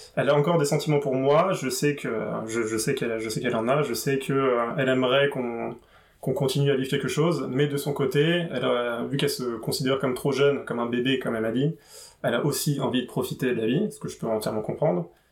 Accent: Paris region, Île-de-France, France; now in Paris, France; Et je viens de région parisienne. J'habite à Paris, mais je viens de région parisienne.

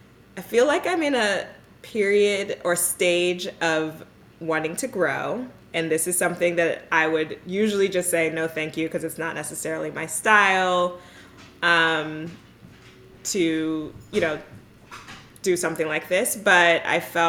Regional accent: the Bay Area, California, United States; moved away as an adult; also born or lived in Philadelphia, United States / New York, United States / Durham, United States; I am from the Bay Area, grew up here

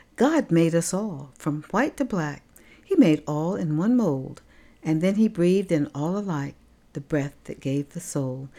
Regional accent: Tampa, Florida, United States; I was born in November of nineteen thirty-nine in Tampa, Florida

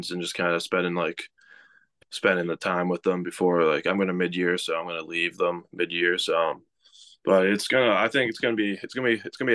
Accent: Massachusetts, United States; I grew up in Massachusetts

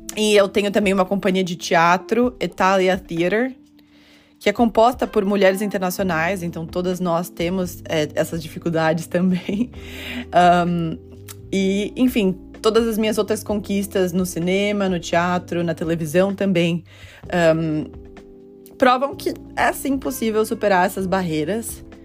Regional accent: Brazil; now in New York, United States; como brasileira eu me encaixo na categoria latina

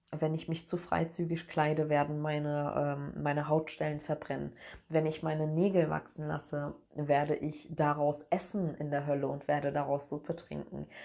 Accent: Cologne, North Rhine-Westphalia, Germany; Also, ich bin in Köln geboren und bin mit zwei verschiedenen Kulturen groß geworden.

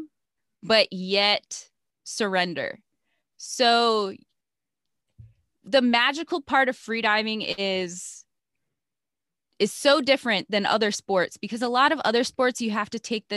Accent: Chicago, Illinois, United States; now in Hawaii, United States; I grew up in Chicago in a suburb

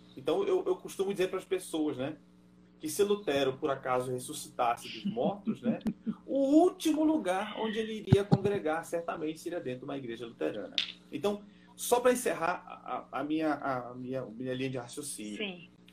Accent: Belém, Pará, Brazil; moved away as an adult; now in Germany; eu nasci em Belém do Pará, sabe? Eu me criei, eu me criei tomando açaí com peixe frito

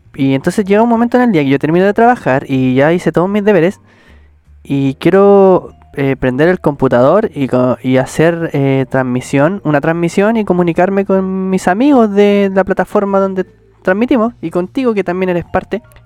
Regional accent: Chile; somos del país de Chile

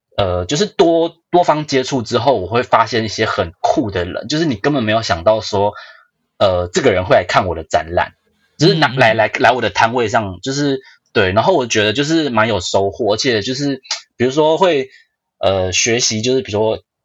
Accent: Taiwan; moved away as an adult; also born or lived in Shanghai, China / United Kingdom / United States; 我们台湾人

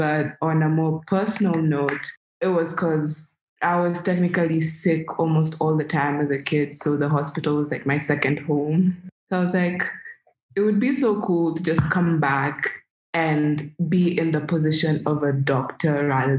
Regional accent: Kenya

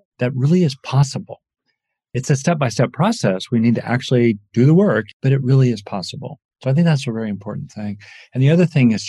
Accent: Los Angeles, California, United States; I grew up in LA.

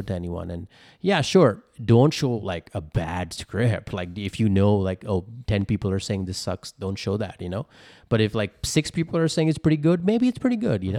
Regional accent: India; now in Los Angeles, United States; I'm an Indian, I'm an immigrant, uh, moved here from India, uh, to here in America

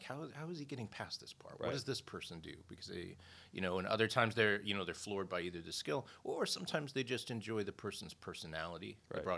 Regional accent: Montana, United States; moved away; I was born and raised in Montana

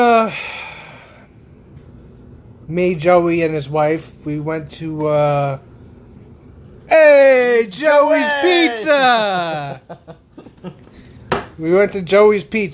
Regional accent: New York, United States; moved away; I'm from New York

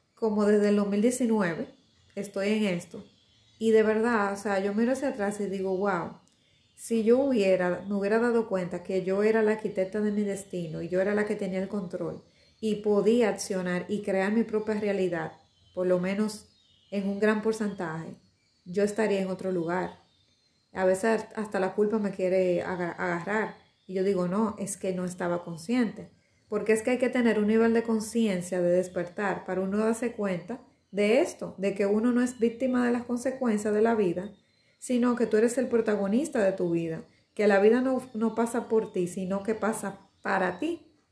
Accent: Dominican Republic; me siento orgullosa de ser dominicana. Eh, bueno, es mi país, lo amo muchísimo mi pedazo de isla

